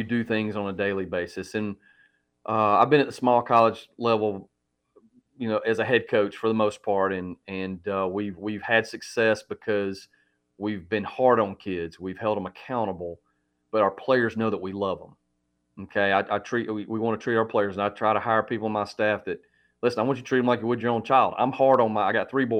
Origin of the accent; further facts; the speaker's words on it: Georgia, United States; moved away as an adult; my father was a high school coach in Georgia for over 30 years. So this is how I grew up. I'm back in my home state